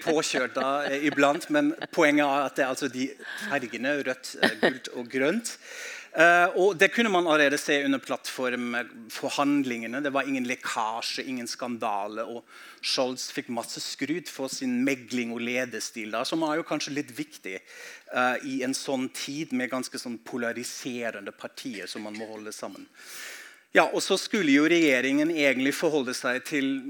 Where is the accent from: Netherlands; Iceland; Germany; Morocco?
Germany; Norwegian is a second language; now in Norway; samtidig har jeg innvandret inn i Norge, har et blikk på hjemlandet mitt